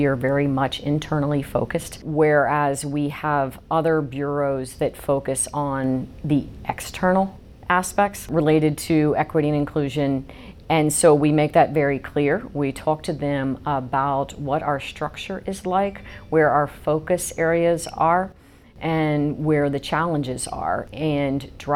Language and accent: English; the South, United States; moved away as an adult; also born or lived in Birmingham, Alabama / Albany, New York; now in New York, United States; I'm from the South